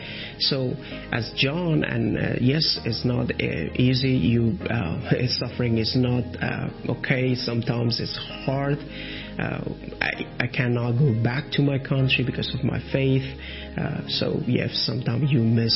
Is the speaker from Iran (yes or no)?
yes; Iran; English is a second language; now in Athens, Greece; When I was from Iran, and as a former Muslim